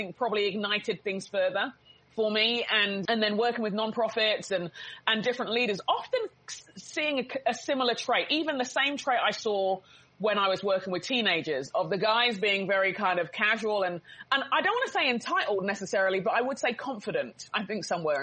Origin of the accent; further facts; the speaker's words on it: London, United Kingdom; growing up in England